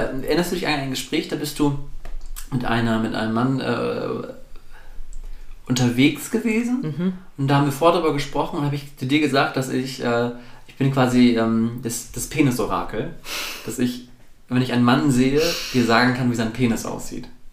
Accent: the North, Northern Germany, Germany; ich komme aus dem Norden

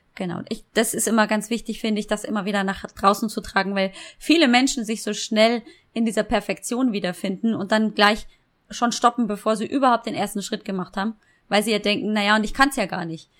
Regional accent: Munich, Bavaria, Germany; accent: Bavarian; ich bin geboren und aufgewachsen in München

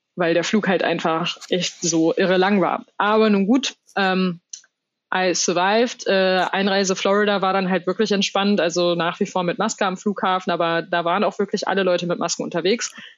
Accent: Germany; bei uns in Deutschland

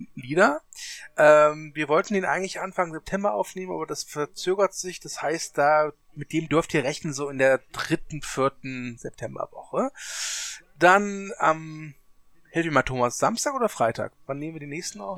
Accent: Germany; als Deutscher

